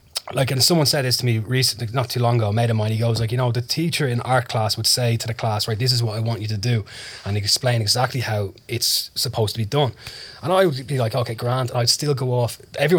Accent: Dublin, Leinster, Ireland; Sandyford. So I hung around sort of Sandyford, Ballantyre, that kind of area

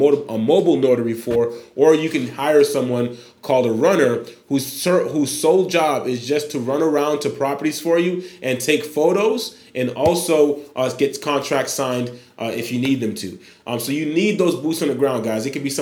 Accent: Haiti; moved away; born in Haiti, 27 years old as of December 1st

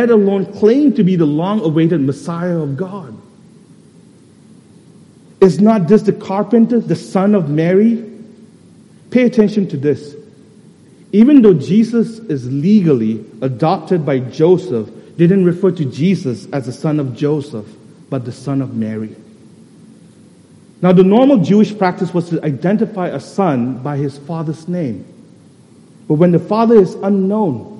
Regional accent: Kolkata, West Bengal, India; I'm actually from Tangra

